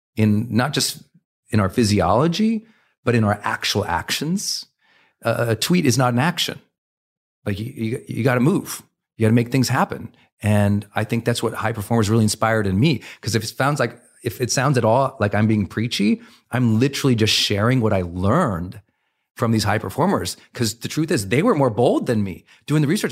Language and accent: English; Montana, United States; I was raised in Montana